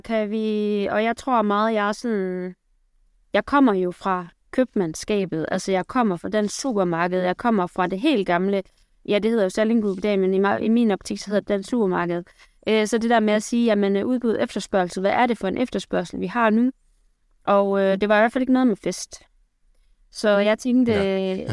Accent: Aarhus, Central Denmark Region, Denmark; accent: Jutlandic; jeg kommer fra Aarhus. Der er lige lidt jude, det kan I måske høre i løbet af udsendelsen

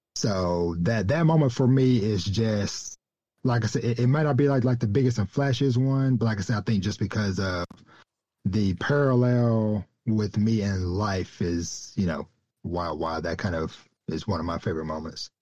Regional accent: Texas, United States; my hometown that I came from very small country town in the deep woods uh, of of Texas

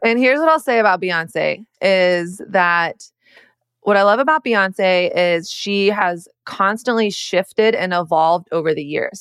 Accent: the South, Southern United States, United States; Growing up in Southern Christian culture

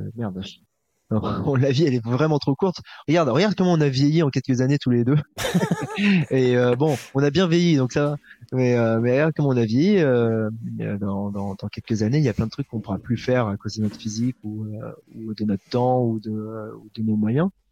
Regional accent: Paris, Île-de-France, France; en tant que Parisien

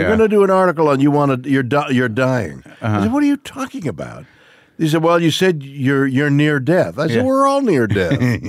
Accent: Canada; now in United States; Yes, I'm a Canadian actor.

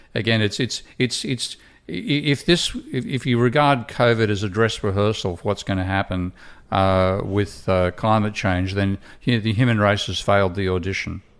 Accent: Australia; being Australian

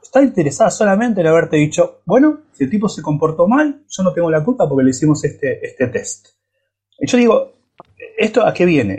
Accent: Buenos Aires, Argentina; moved away; also born or lived in United States; yo soy argentino, latinoamericano, crecí en, en el barrio San Telmo

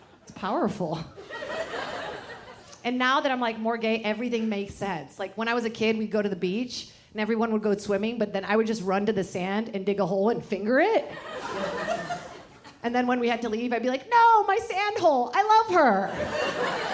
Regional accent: Virginia, United States; English is a second language; also born or lived in Brazil; I love growing up in Virginia, because just like San Diego, it's so diverse

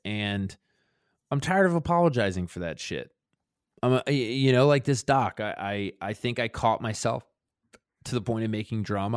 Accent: Baltimore, Maryland, United States; me growing up in Sandtown, which is a neighborhood in West Baltimore

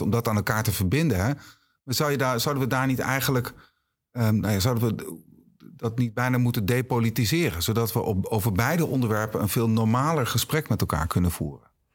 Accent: Achterhoek, Gelderland, Netherlands; moved away; ik kom oorspronkelijk uit de Achterhoek

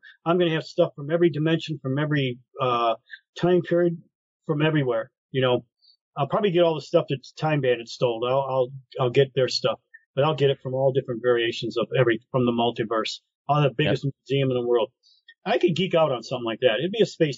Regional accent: Detroit, Michigan, United States; I grew up in Brightmore. I grew up in the wood

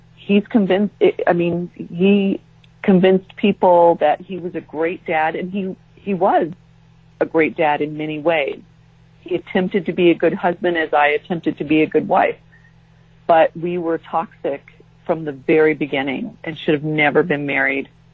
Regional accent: San Diego, California, United States; moved away as an adult; also born or lived in Japan / Jacksonville, Florida; we moved from San Diego, um, where we had both grown up, to um, Japan

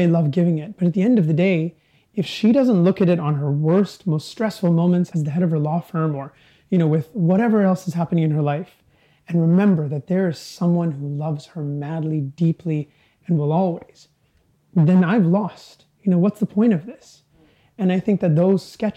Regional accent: Vancouver, British Columbia, Canada; growing up in Canada, we didn't have many symbols or mementos of our history.

